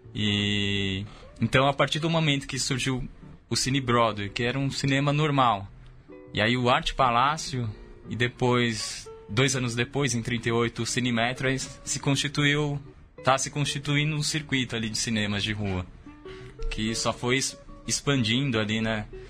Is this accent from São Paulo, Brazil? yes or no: yes; São Paulo, Brazil; eu sou da periferia, né, da cidade, da zona norte, mas eu sempre fui fascinado pelo centro de São Paulo, porque talvez o centro de São Paulo seja exatamente o oposto de onde eu vim